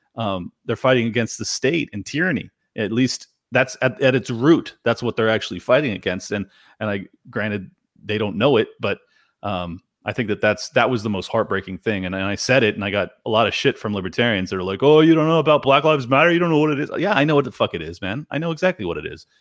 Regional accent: California, United States; this is my hometown where I was born and raised.

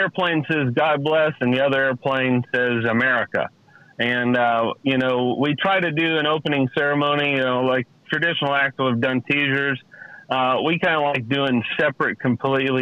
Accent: Cape Girardeau, Missouri, United States; Cape Girardeau, Missouri was my hometown

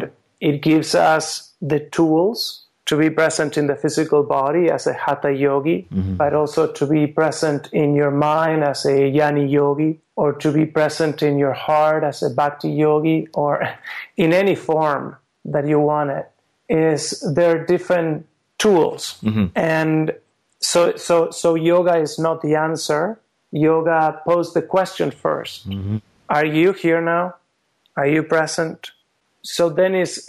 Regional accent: Argentina; moved away as an adult; also born or lived in France / Vancouver, Canada; now in Switzerland; I was born in France. I grew up in Argentina, where my parents were from.

